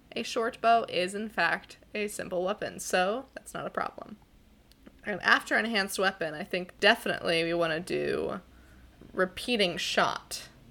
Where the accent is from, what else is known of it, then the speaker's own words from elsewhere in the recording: Pacific Northwest, United States; I am from the Pacific Northwest.